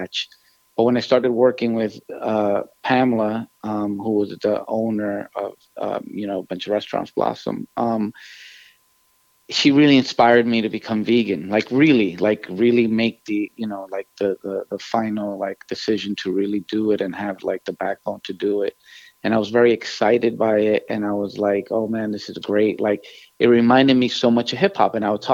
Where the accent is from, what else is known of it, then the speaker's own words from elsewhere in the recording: New York City, New York, United States; as a Latino growing up in New York City